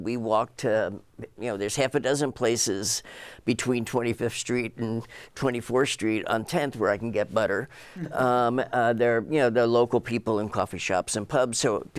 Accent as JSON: {"language": "English", "region": "New Jersey", "country": "United States", "tie": "born or raised there", "said": "When I grew up in New Jersey, my aunt, who lived in Arizona, was sort of the eccentric one who chose not to live in Jersey."}